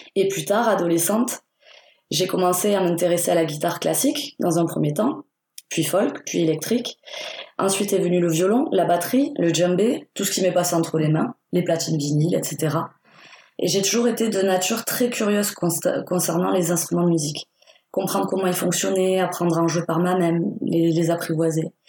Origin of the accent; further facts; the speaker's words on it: Perpignan, Occitania, France; also born or lived in Spain; je viens des Pyrénées-Orientales. C'est situé à la frontière espagnole. Je suis née à Perpignan